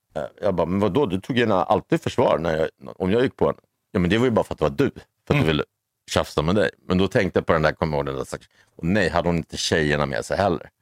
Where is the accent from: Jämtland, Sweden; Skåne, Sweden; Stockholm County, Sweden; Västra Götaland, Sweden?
Stockholm County, Sweden; Stockholm; någon från Odenplan där jag växte upp